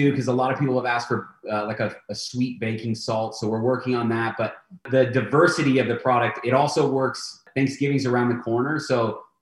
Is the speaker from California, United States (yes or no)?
yes; San Diego, California, United States; And then growing up in San Diego, obviously there is an influence on the menu from Mexican cuisine.